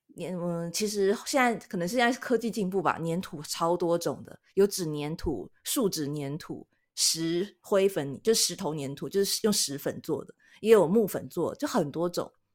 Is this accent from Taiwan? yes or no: yes; Taiwan; now in Japan; 我们台湾人